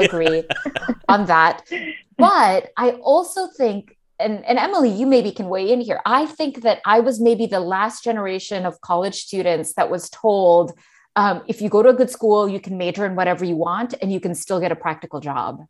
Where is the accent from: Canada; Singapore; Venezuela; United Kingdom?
Singapore; growing up in Singapore